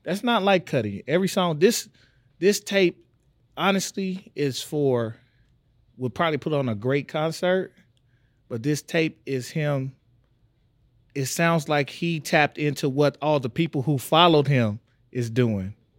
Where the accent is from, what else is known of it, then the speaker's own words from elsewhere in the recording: Tyler, Texas, United States; I'm from Tyler, Texas